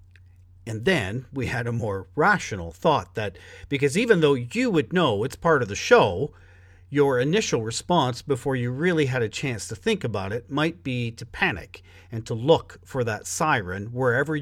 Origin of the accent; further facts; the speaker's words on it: Toronto, Ontario, Canada; I grew up in Scarborough, so where you work is definitely my neck of the woods.